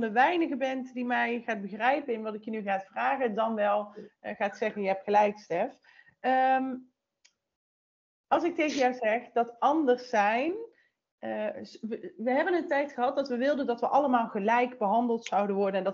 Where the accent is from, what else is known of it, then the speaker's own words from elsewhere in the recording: North Brabant, Netherlands; Ik kom uit Brabant, hè.